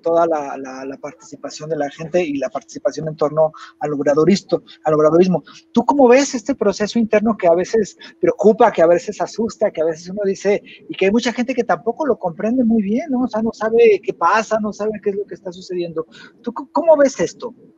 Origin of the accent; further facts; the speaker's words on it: Jalisco, Mexico; yo soy de Jalisco